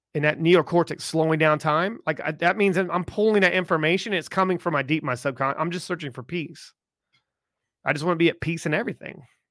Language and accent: English; South Carolina, United States; I grew up in South Carolina